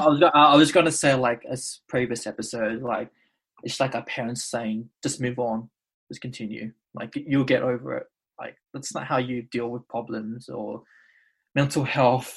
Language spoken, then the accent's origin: English; Australia; I would usually say Australian-born Indonesian